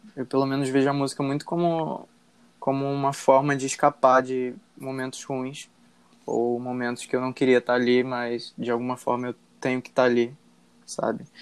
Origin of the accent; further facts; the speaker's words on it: Rio de Janeiro, Brazil; eu sou do Rio de Janeiro e atualmente trabalho como design gráfico